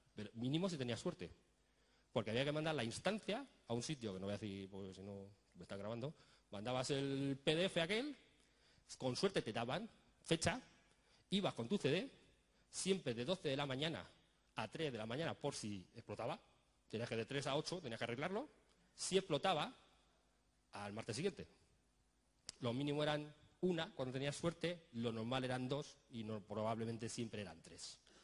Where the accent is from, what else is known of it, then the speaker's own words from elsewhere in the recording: Spain; Nosotros ponemos fútbol que somos españoles